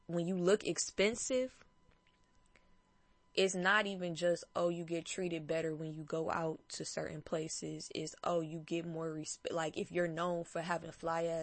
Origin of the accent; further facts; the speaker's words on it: Detroit, Michigan, United States; I'm from Detroit